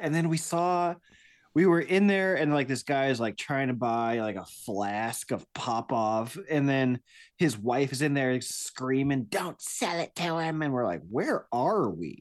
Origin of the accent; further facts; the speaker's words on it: Iowa, United States; I'm from Iowa